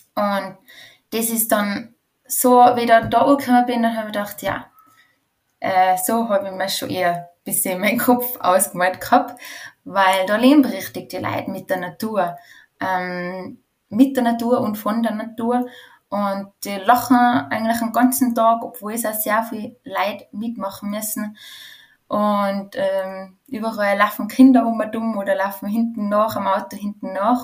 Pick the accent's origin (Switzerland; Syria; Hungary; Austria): Austria; Going, Tyrol; also born or lived in Tshumbe, DR Congo / Spain / France; ich bin in einem Bauernhof in Tirol aufgewachsen